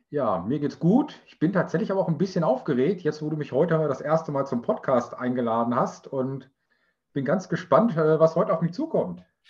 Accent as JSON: {"language": "German", "country": "Germany", "said": "bei uns in Deutschland"}